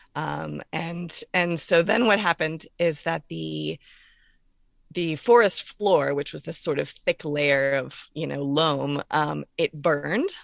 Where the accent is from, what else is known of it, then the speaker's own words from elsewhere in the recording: Orlando, Florida, United States; also born or lived in North Carolina / Pennsylvania / Shenandoah Valley, Virginia / Coshocton County, Ohio; now in Virginia, United States; I'm originally from Orlando, Florida, and that's where I grew up.